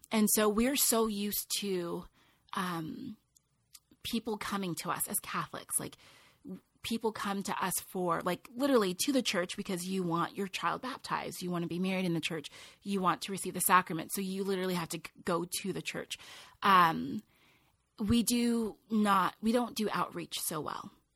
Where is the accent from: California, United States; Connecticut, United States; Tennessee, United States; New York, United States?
California, United States; Loma Linda; I grew up in, in Loma Linda, California, beautiful community